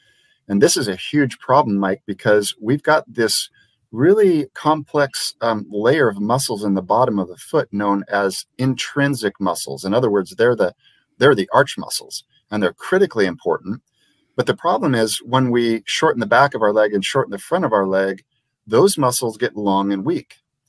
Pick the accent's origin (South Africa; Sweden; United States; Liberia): Liberia; I grew up in Liberia, West Africa, where they don't own shoes